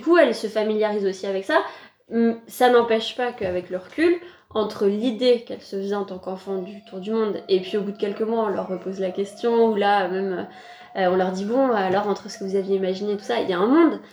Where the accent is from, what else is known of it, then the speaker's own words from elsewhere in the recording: France; en tant que Français, en tant qu'Européen